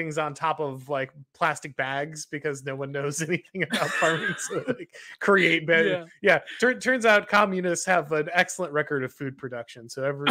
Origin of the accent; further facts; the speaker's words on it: Southeast, United States; now in Florida, United States; I'm down in Florida here. I grew up in the Southeast